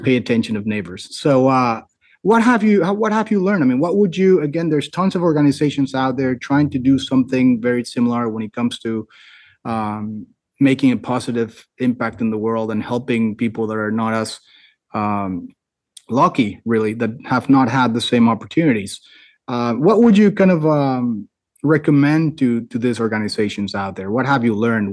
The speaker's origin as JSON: {"language": "English", "country": "United States", "said": "I'm American"}